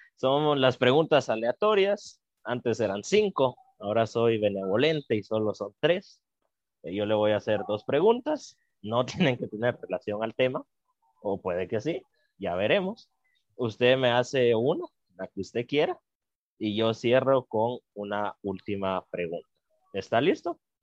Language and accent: Spanish; Guatemala